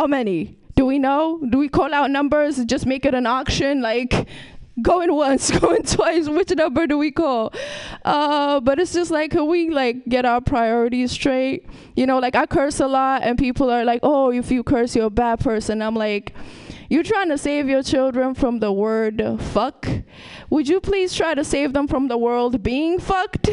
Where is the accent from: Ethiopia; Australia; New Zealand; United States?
Ethiopia; moved away; I'm from Ethiopia